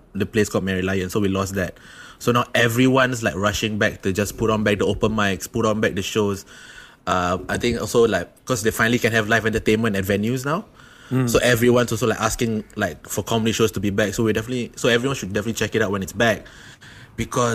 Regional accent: Singapore; I'm Singaporean

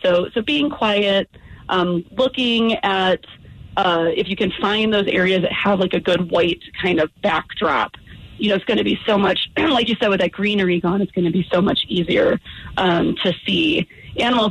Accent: Midwest, United States; now in Colorado, United States; I'm from the Midwest

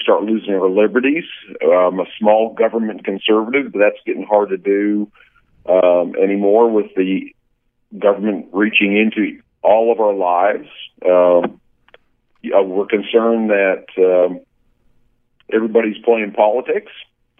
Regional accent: Perryton, Texas, United States; I'm from Perryton, Texas. We are in the oil and gas business up in Perryton. Lived in Texas for the last 31 years or so.

